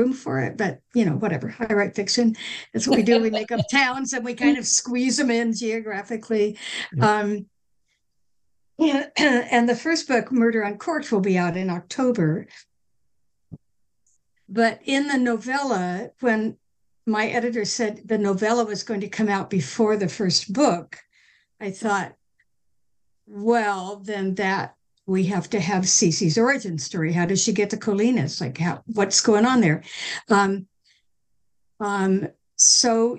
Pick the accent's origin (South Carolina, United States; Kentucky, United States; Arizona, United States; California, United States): California, United States; now in Massachusetts, United States; I'm a fourth generation Californian. I have lived in Massachusetts now longer than I lived in California, but that's where I'm from. Like, I'm a Californian.